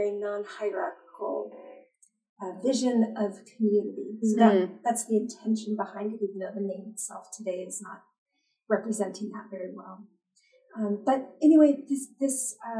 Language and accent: English; La Verne, California, United States; also born or lived in Chicago, Illinois; I was born in Chicago, Illinois. And at a very young age, my parents moved out here to La Verne, California. And so I really grew up here